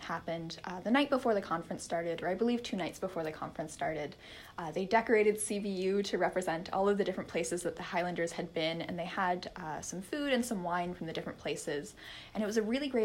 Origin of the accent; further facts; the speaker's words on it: Toronto, Ontario, Canada; moved away as an adult; now in Cape Breton, Canada; I'm originally from Toronto, actually, and I came here to Cape Breton University to do my Bachelor's of Arts